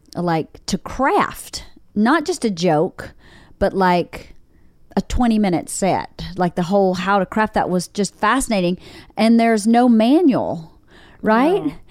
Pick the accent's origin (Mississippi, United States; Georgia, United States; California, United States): Georgia, United States; accent: Southern; moved away; I'm not from Nova Scotia, but I'm from Georgia, and we definitely have seasons